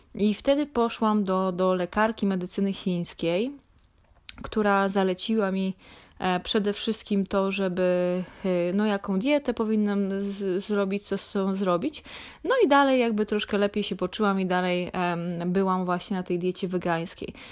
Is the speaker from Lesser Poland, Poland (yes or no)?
yes; Lesser Poland, Poland; Ja pochodzę z niedużej miejscowości w województwie małopolskim